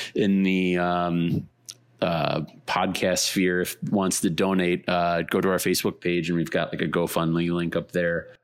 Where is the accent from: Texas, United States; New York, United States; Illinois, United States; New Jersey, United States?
Illinois, United States; Chicago; I, I'm from Chicago